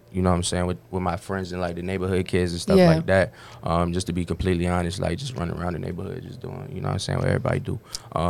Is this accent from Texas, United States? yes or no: no; Richmond, Virginia, United States; also born or lived in Baltimore, Maryland; now in Atlanta, United States; I moved there when I was like 7, 8. So, you know, that's why I rep Richmond, 804 Rehab. I rep both